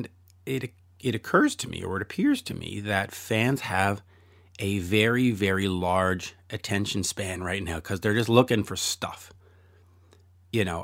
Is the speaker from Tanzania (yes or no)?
no; Canada; I'm Canadian